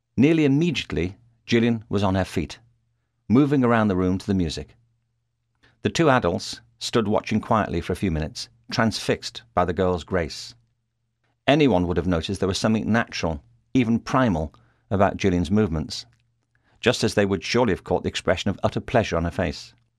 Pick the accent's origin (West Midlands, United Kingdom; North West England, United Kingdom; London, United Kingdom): North West England, United Kingdom; Liverpool; moved away as an adult; now in Los Angeles, United States; I was born in Liverpool, England, and in the nineteen sixties I went to a school there